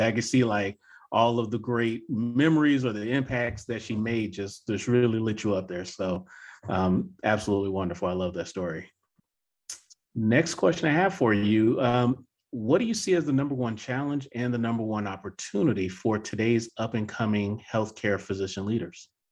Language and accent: English; the South, United States; being born and raised in the South